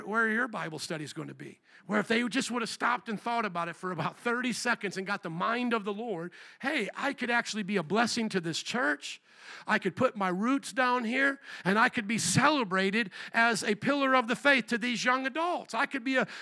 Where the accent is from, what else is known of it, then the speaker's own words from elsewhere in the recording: Indiana, United States; moved away as an adult; also born or lived in New Orleans; now in Chicago, United States; I was born and raised in Indiana. I came to you via the calling of God through New Orleans. Indiana for about 18 years, New Orleans for about 8 years, and then here for now about 20 years.